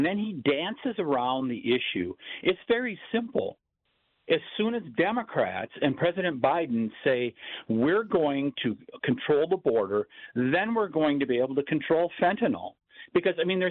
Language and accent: English; Wisconsin, United States; my home state of Wisconsin